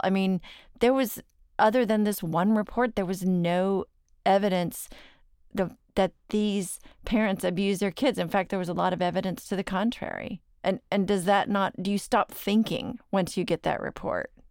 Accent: Dallas, Texas, United States; I'm from Dallas

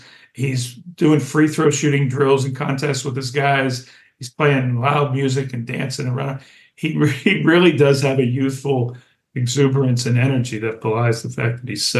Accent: Pittsburgh, Pennsylvania, United States; moved away; I'm from the Pittsburgh area. I still have family there.

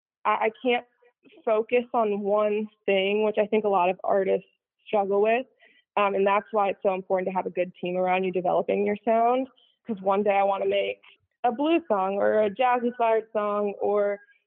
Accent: Chicago, Illinois, United States; I grew up in the suburbs of Chicago

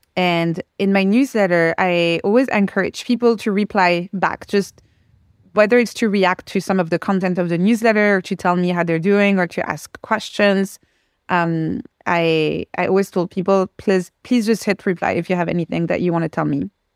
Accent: France; first language French; English is a second language; moved away

